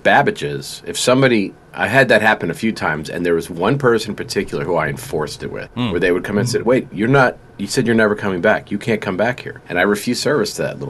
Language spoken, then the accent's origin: English; New York City, New York, United States; moved away; also born or lived in Atlanta; I grew up in the Bronx